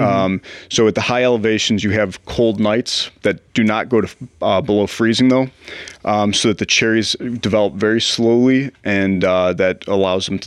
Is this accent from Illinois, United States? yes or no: yes; Chicago, Illinois, United States; moved away as an adult; also born or lived in Gainesville, Florida; I'm from Chicago originally, went to Glenbard West